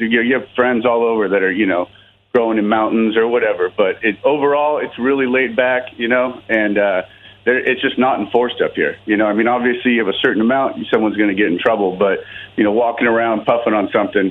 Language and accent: English; El Segundo, California, United States; moved away as an adult; now in Santa Cruz, United States; I grew up in El Segundo in Los Angeles, where Red Fox said where the sewer meets the sea. But I've lived up here for 7 years